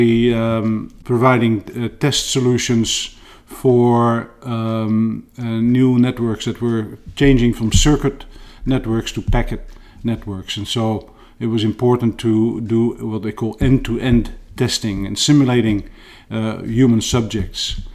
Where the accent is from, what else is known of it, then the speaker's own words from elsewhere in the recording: Netherlands; moved away as an adult; also born or lived in Utah / New Jersey / Brussels, Belgium / France; now in Mountain View, United States; when I was relatively young still in Holland